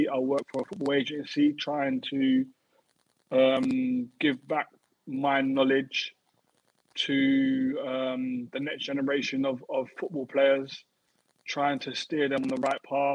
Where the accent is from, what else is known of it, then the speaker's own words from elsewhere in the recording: London, United Kingdom; I grew up in Peckham, Southeast London, which to us in England, it's like the ghetto